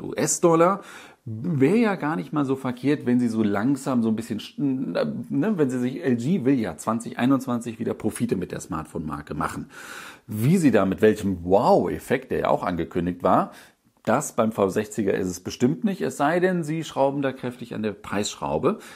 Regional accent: Düsseldorf, North Rhine-Westphalia, Germany; ich als Düsseldorfer

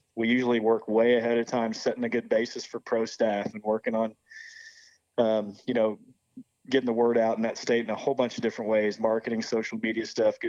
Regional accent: Midwest, United States; Like, man, all we're trying to do, we all grew up in the Midwest. I don't know how it is up there, but we grew up in the Midwest going to check-in stations

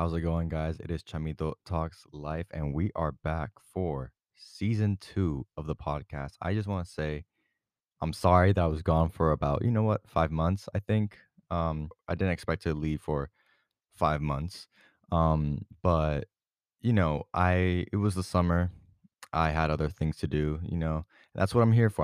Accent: Puerto Rico; moved away; my family and I went through Puerto Rico, my hometown, my home island

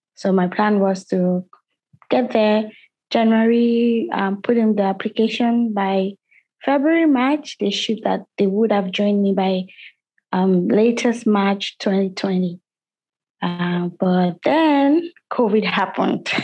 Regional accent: Nigeria; I'm from Nigeria

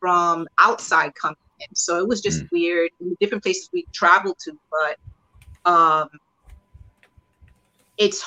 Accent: New York City, New York, United States; first language Spanish; English is a second language; I grew up in the Bronx, and then I grew up in Queens, and this is all part of New York City

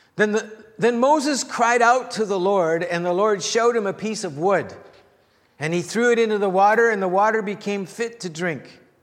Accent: the Prairies, Canada; moved away as an adult; also born or lived in Los Angeles, United States; small town Canada

